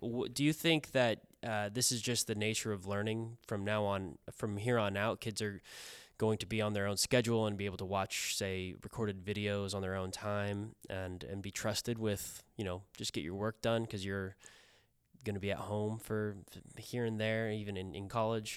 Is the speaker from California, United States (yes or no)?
no; Kansas, United States; moved away; I'm from Kansas